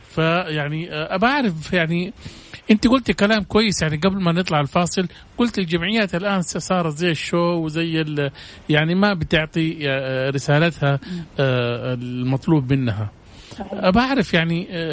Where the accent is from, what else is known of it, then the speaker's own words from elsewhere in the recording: Saudi Arabia; عندنا في السعودية